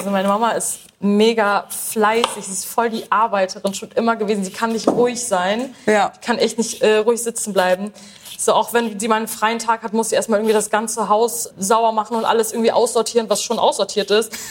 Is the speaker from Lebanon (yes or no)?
yes; Lebanon; Ich bin Libanesin. Ähm, es kommt auf jeden Fall aus der arabischen Küche. Ich weiß nicht genau, ob das libanesisch ist. Ich kenne es halt nur von, ne, aus Libanon